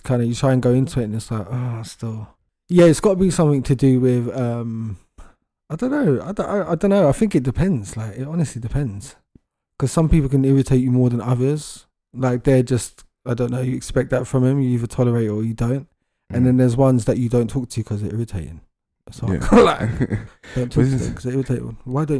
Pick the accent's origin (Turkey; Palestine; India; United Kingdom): United Kingdom; London; As a Londoner, it's creepy.